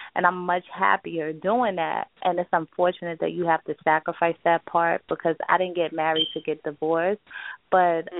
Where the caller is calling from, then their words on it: upstate New York, United States; I'm calling from um, upstate New York